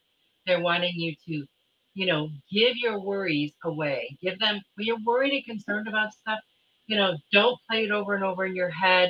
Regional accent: Michigan, United States; moved away; I grew up in Michigan, so we had some really nasty winters when I was a kid

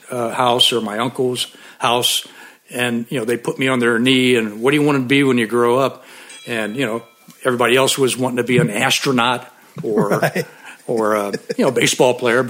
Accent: St. Louis, Missouri, United States; Love my hometown. I've been a lifelong St. Louis Cardinal fan. And yeah, I'm a Midwest guy, just like you.

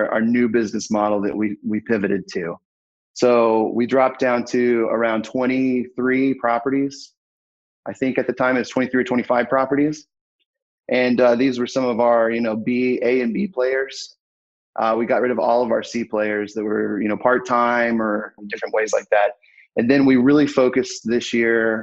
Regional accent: Fayetteville, Arkansas, United States; I'm from Fayetteville, Arkansas.

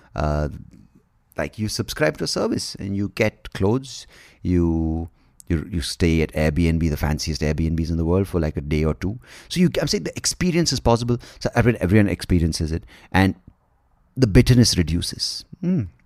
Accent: Bangalore, Karnataka, India; I was born in the eighties and, uh, growing up in India

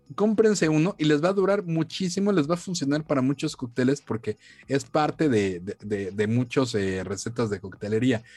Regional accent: Mexico; aquí como mexicanos

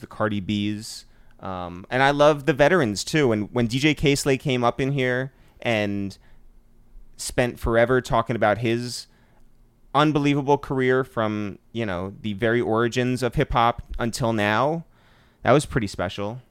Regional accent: Harrison, New York, United States; we're from Harrison.

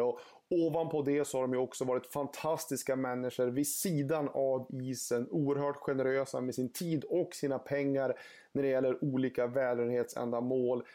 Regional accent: Örnsköldsvik, Västernorrland County, Sweden; Jag är född 1989 i Övik och uppväxt i den staden.

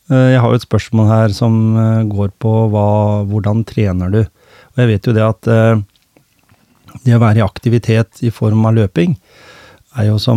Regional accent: Skien, Telemark, Norway; Jeg har vokst opp i, i Skien.

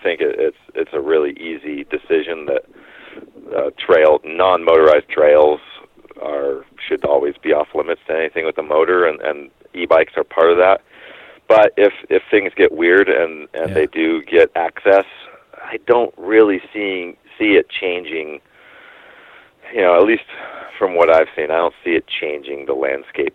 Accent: Bend, Oregon, United States; also born or lived in Coos Bay, Oregon; growing up in Bend, Oregon

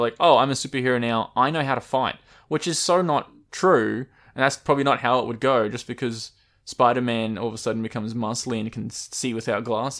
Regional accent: Australia; I'm Australian

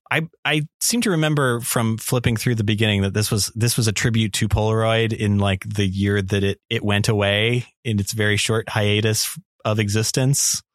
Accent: Las Vegas, Nevada, United States; I'm from Las Vegas

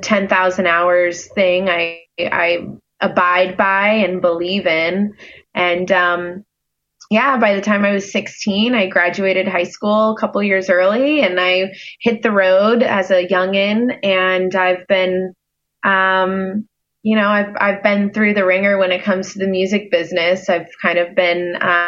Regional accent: Hilton Head Island, South Carolina, United States; I'm born and raised on a small island called Hilton Head Island, off the coast of South Carolina.

